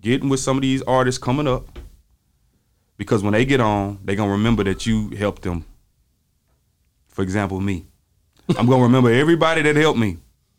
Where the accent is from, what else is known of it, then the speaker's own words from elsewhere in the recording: the South, United States; I'm from the South